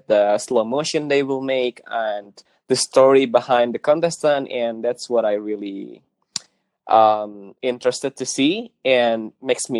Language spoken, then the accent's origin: English; Jakarta, Indonesia; also born or lived in Bali; in Jakarta, where I live, my hometown